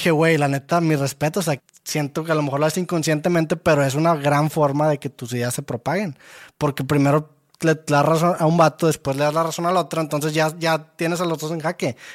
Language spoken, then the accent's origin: Spanish; Santa Catarina, Nuevo León, Mexico; no soy de Monterrey, soy de Santa